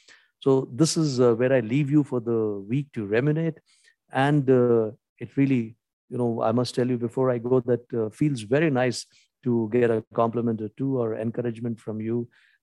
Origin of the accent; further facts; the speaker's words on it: India; first language Hindi; English is a second language; make these videos in the Indian national language or my mother tongue, which is Hindi.